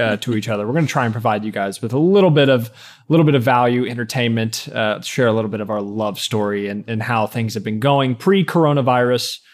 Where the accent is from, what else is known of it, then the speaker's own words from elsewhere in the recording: Ashland, Kentucky, United States; moved away as an adult; also born or lived in Lexington, Kentucky; In my hometown, Ashland, Kentucky was twenty thousand people